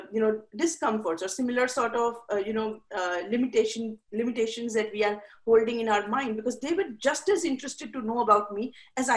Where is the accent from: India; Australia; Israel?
India; moved away as an adult; now in United States; I'm from India. So when I came to America, it was a totally different, and I came here when I was 23 and I was living with my parents